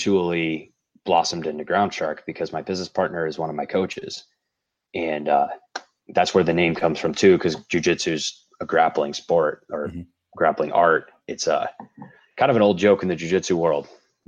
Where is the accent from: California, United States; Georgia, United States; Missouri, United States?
Missouri, United States; St. Louis; moved away as an adult; now in Denver, United States; I grew up in St. Louis